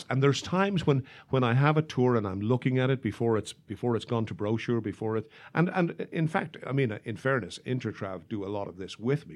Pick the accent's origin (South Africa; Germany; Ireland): Ireland; moved away as an adult; now in Chicago, United States; when I was in the travel business back home